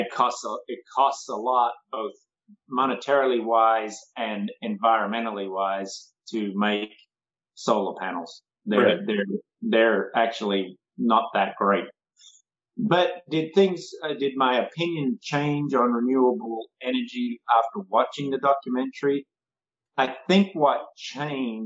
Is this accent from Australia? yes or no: yes; Australia; when I was growing up in Australia, they built their own home